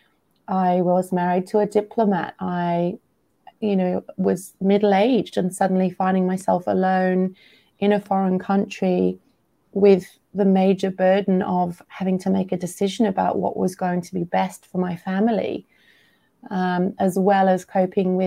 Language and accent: English; England, United Kingdom; moved away as an adult; also born or lived in Australia / India / Sri Lanka; I'm British. I grew up in England. Then I moved to Australia, then India, then Sri Lanka.